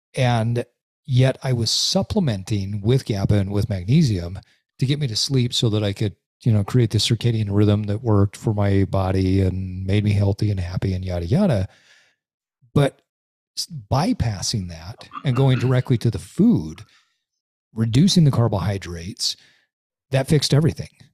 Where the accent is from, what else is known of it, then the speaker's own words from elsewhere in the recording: Utah, United States; I grew up in Utah. I've lived here the majority of my life